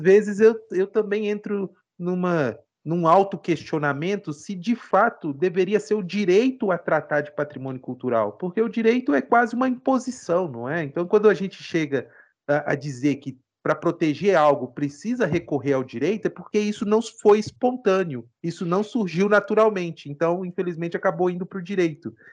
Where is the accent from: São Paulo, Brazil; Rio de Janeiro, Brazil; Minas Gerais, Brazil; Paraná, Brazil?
Minas Gerais, Brazil; Ouro Preto; eu sou ouro pretano, eu nasci em Ouro Preto, estudei direito aqui